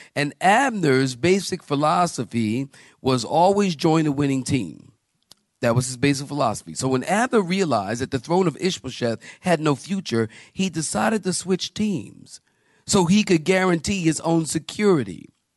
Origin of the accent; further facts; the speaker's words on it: Philadelphia, Pennsylvania, United States; I'm from Philly. And in Philly, we say John